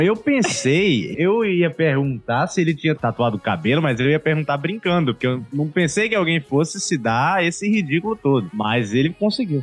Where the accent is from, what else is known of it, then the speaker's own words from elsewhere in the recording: Northeast Brazil, Brazil; Sou nordestino